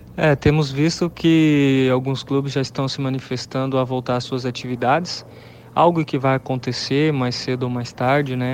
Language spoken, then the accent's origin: Portuguese; Campo Grande, Mato Grosso do Sul, Brazil; moved away as an adult; also born or lived in Pernambuco; eu sou natural de Campo Grande, né? Resido aqui em Campo Grande, Mato Grosso do Sul